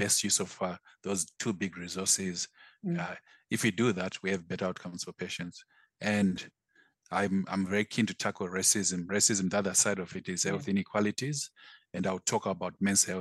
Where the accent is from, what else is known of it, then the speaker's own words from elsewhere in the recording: Zimbabwe; moved away as an adult; now in United Kingdom; I'm from Zimbabwe. So well, this is my 30th year in the UK.